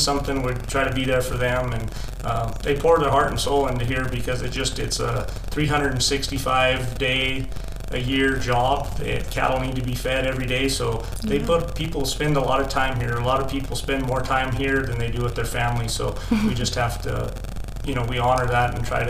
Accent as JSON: {"language": "English", "area": "Lamar", "region": "Colorado", "country": "United States", "tie": "born or raised there", "also_born_or_lived": "Texas / Ordway, Colorado", "said": "I grew up in Lahana, Colorado"}